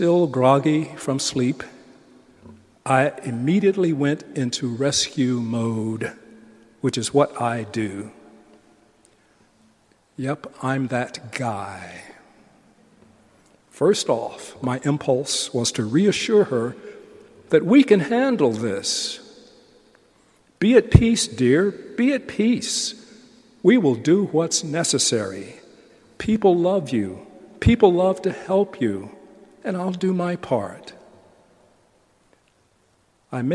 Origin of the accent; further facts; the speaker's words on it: United States; I'm still an American